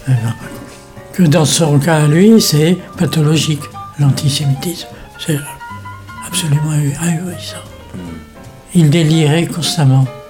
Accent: Morocco; now in France; je suis né euh, au Maroc, et mon père importait des instruments de musique

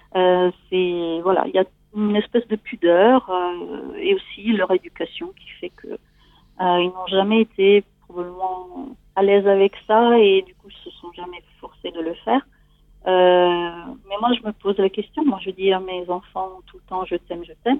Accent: Italy; French is a second language; moved away as an adult; now in France; je suis née en Italie et j'ai grandi en Italie

